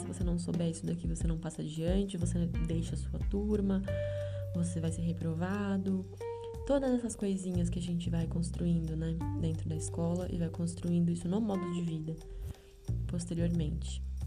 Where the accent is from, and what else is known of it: Brazil; first language Portuguese